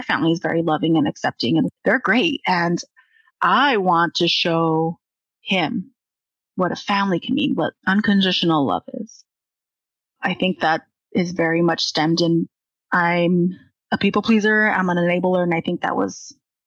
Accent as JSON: {"language": "English", "region": "California", "country": "United States", "said": "we're from California. At least 4 or 5 generations."}